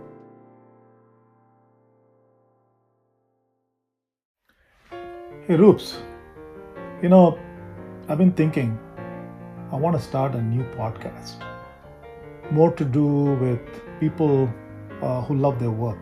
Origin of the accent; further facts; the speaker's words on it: Bangalore, Karnataka, India; now in Houston, United States; I am from Bangalore, India, but I live in Houston, Texas now.